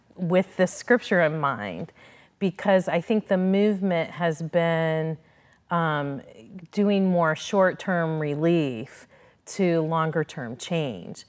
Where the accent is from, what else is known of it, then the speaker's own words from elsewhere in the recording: Midwest, United States; moved away as an adult; now in Florida, United States; I grew up in the Midwest